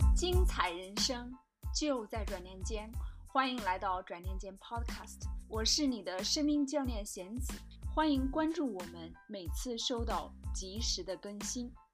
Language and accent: Chinese; China; moved away; 我是一个中国人，我在海外生活的中国人